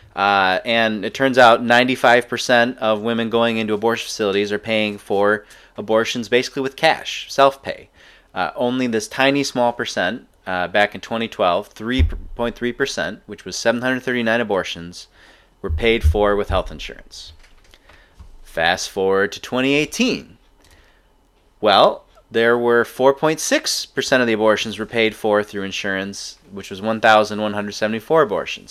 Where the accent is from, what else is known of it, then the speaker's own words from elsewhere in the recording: Ann Arbor, Michigan, United States; growing up in Ann Arbor